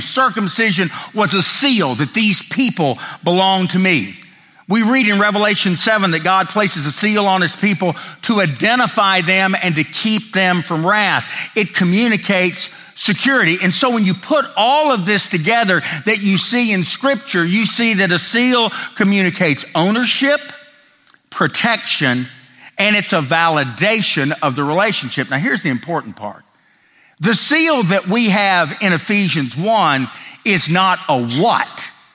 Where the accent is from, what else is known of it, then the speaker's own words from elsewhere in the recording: Tennessee, United States; growing up in the South, particularly Tennessee